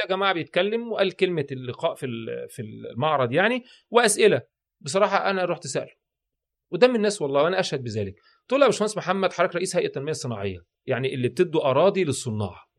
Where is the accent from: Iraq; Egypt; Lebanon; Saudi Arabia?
Egypt; واحنا عندنا في مصر